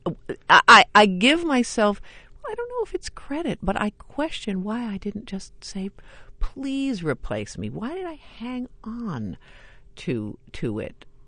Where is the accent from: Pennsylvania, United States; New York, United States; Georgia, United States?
New York, United States; I grew up in New York and I went to a lot of theater